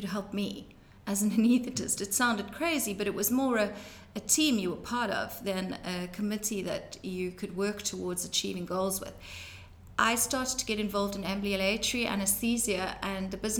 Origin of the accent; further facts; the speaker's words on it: Johannesburg, Gauteng, South Africa; now in Cape Town, South Africa; I grew up in Johannesburg in South Africa